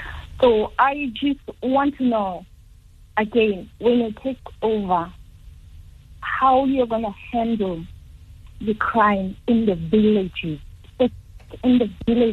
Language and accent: English; Eastern Cape, South Africa; I'm from the Eastern Cape, the most useless province in South Africa, led by a Barbie doll.